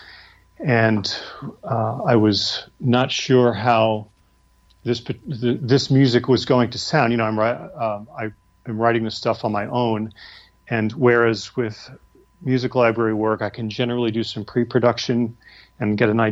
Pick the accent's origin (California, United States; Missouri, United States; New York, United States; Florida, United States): New York, United States; now in Nashville, United States; I'm a New Yorker